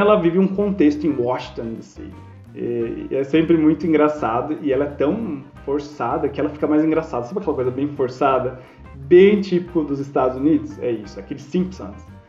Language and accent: Portuguese; Brazil; nós não somos nativos somos brasileiros